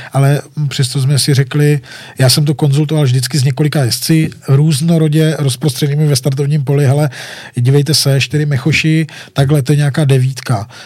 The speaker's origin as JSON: {"language": "Czech", "area": "Wallachia", "region": "Zlín Region", "country": "Czechia", "tie": "born or raised there", "said": "já jsem malý kluk z Valeska"}